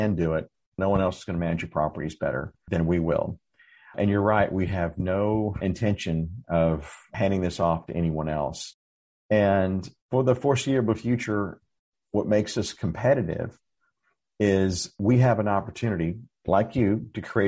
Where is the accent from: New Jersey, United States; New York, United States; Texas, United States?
Texas, United States; Dallas; now in San Antonio, United States; I grew up in Dallas and I moved to San Antonio in 2008